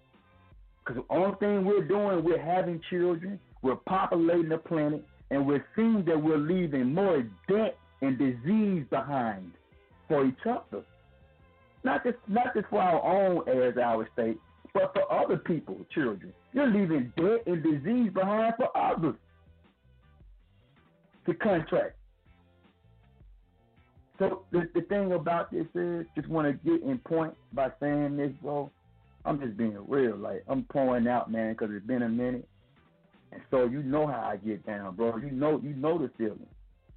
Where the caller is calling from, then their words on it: Flint, Alabama, United States; From Flint, Alabama. {S4} Man. {S5} What's good? Quarantine style. Reporting live from Flint, Alabama.